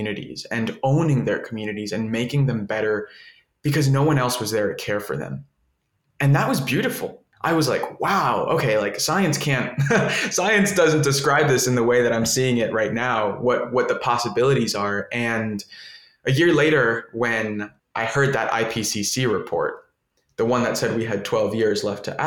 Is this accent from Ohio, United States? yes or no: no; Miami, Florida, United States; I grew up in Miami, and I'm a first generation Colombian American. All my family's from Colombia